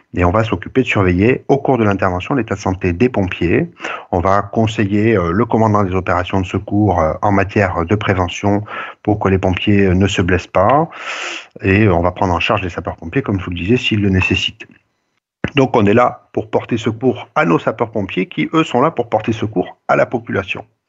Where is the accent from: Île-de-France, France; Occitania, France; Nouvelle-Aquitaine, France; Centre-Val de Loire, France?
Occitania, France; Montauban; also born or lived in Toulouse / Bordeaux / Villeneuve-sur-Lot; je suis originaire de Montauban